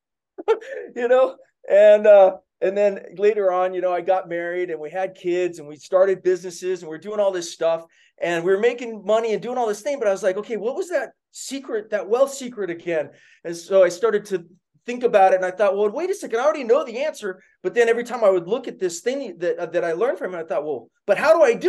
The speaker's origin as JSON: {"language": "English", "town": "Kona", "region": "Hawaii", "country": "United States", "tie": "born or raised there", "said": "I grew up in Hawaii on the Big Island in Kona, a pretty small town"}